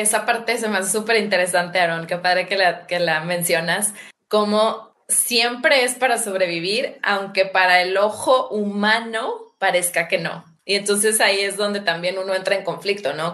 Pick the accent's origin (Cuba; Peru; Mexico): Mexico; los dos somos mexicanos